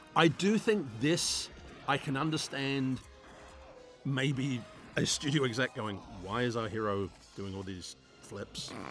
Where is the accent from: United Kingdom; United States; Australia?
United Kingdom; England; growing up in England, I grew up during the time when you couldn't have nunchucks in a movie.